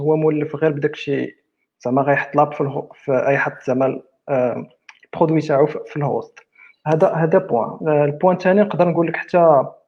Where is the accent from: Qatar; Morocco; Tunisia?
Morocco; عندنا في المغرب